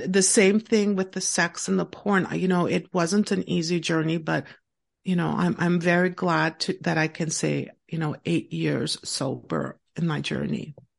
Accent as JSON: {"language": "English", "town": "Montreal", "region": "Quebec", "country": "Canada", "tie": "born or raised there", "said": "I actually live and born and raised in Montreal, Quebec, in Canada"}